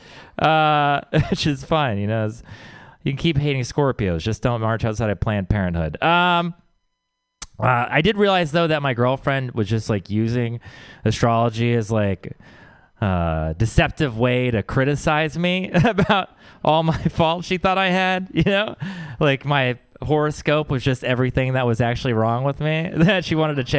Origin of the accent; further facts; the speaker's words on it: Texas, United States; I grew up in the Bible Belt where it is all about Jesus